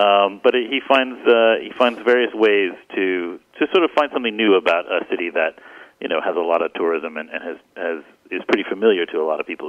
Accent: Kentucky, United States; I'm from Kentucky.

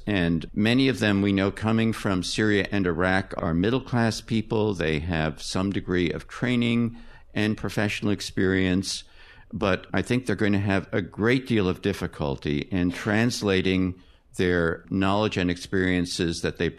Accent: United States; I think as an American, I feel ashamed, actually, that the United States has been absent from this discussion

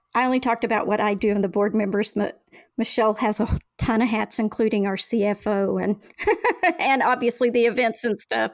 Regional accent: Oklahoma, United States; now in Valdez, United States; I'm from Oklahoma

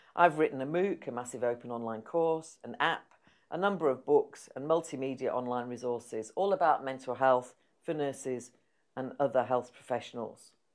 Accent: Yorkshire and the Humber, United Kingdom; moved away as an adult; also born or lived in London; I was from Yorkshire

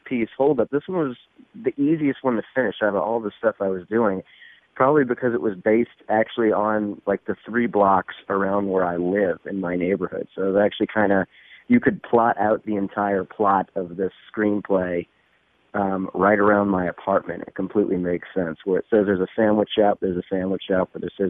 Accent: New Orleans, Louisiana, United States; born there; now in Chicago, United States; No, not originally, no. I was born in Louisiana, specifically New Orleans. No, I don't have the accent everyone expects me to have for some reason.

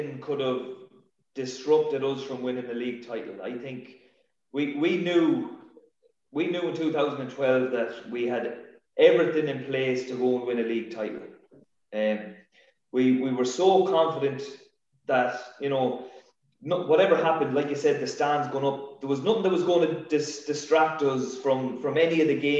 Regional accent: Sligo, Connacht, Ireland; my best year in football was that year winning a league title with my hometown club.

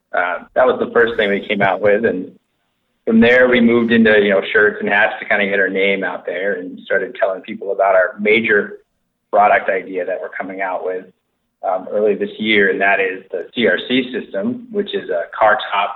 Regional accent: East Coast, United States; So I grew up on the East Coast, riding and racing mountain bikes. Learned how to ski at a young age.

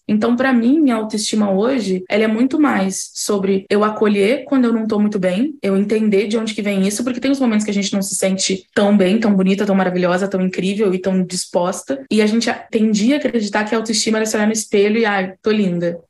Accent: Rio Grande do Sul, Brazil; now in Rio de Janeiro, Brazil; Mas eu sou do Rio Grande do Sul

